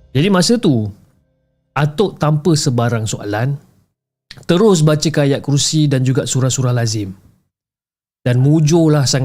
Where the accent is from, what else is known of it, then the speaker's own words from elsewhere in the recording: Ipoh, Perak, Malaysia; now in Kuala Lumpur, Malaysia; dan saya berasal daripada Ipoh, Perak.